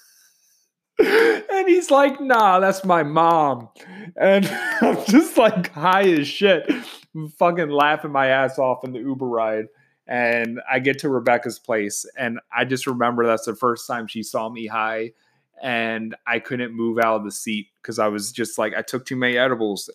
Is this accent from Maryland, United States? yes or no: yes; Baltimore, Maryland, United States; moved away as an adult; now in Washington, D.C., United States; I'm from Baltimore and I just moved to DC